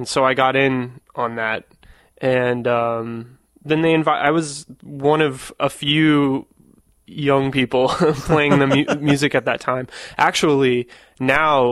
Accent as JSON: {"language": "English", "region": "Missouri", "country": "United States", "tie": "born or raised there", "moved": "yes", "said": "I grew up in Missouri"}